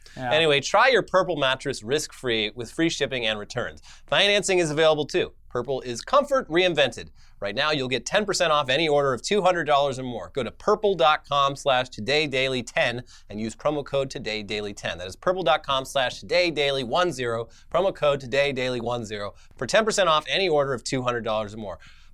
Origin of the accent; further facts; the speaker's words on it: Orange County, California, United States; I was surrounded by fucking psychos in Orange County, California as well.